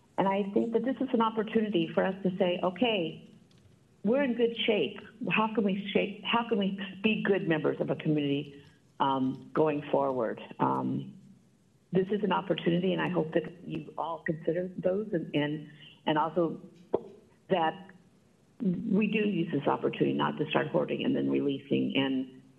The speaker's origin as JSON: {"language": "English", "town": "Palo Alto", "region": "California", "country": "United States", "said": "I'm from Palo Alto"}